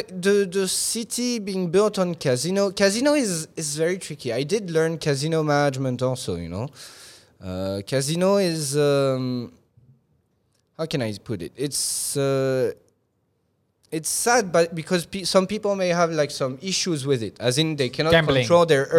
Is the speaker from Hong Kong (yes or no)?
yes; Hong Kong; I remember when I was a kid, you know, growing up in Hong Kong, at that time, that was maybe, I was not 10 years old.